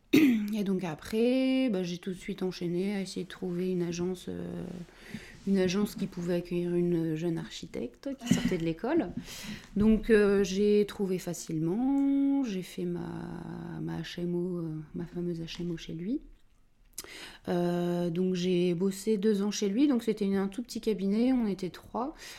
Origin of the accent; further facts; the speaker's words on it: Dunkirk, Hauts-de-France, France; also born or lived in Lille; je suis originaire de Dunkerque. Et donc j'ai fait toutes mes études là-bas